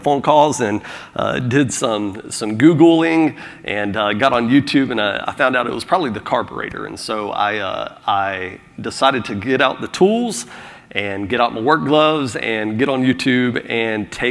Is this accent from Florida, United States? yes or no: yes; Florida, United States; now in South Carolina, United States; I'm from Florida